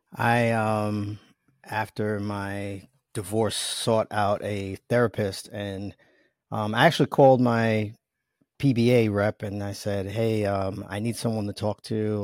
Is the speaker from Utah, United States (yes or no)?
no; New York, United States; accent: New York; You probably hear my New York accent, and, uh, I don't even try to hide it. I'm proud of being from New York